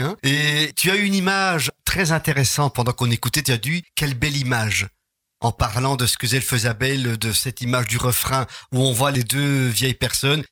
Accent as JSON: {"language": "French", "town": "Charleroi", "region": "Wallonia", "country": "Belgium", "said": "chez nous, à Charleroi"}